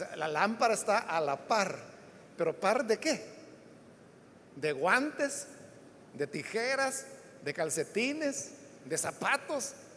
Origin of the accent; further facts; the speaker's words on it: El Salvador; así es como los salvadoreños hablamos el español